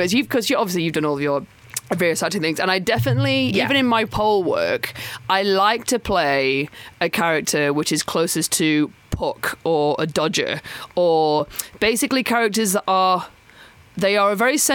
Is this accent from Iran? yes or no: no; the north of England, United Kingdom; accent: northern; I'm from the north, but when I'm in London, my northern accent becomes like a weirdly London north